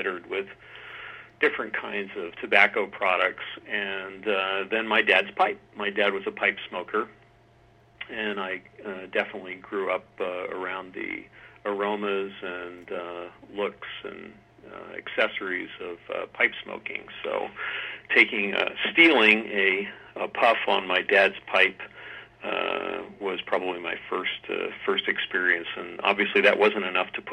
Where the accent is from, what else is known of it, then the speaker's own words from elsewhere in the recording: Tacoma, Washington, United States; also born or lived in Philadelphia, Pennsylvania; I grew up in the early years in Philadelphia, and my father and family moved out west to the Tacoma, Washington area.